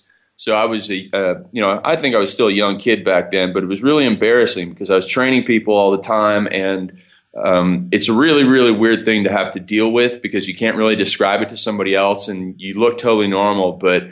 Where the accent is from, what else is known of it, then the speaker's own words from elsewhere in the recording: Canada; So I am Canadian. So please excuse my funny accent. I'll say some words pretty strange.